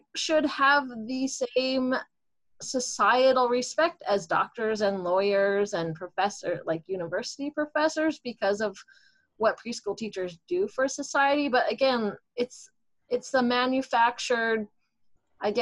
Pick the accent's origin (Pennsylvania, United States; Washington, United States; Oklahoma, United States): Washington, United States; Seattle; I moved back to my hometown in Seattle here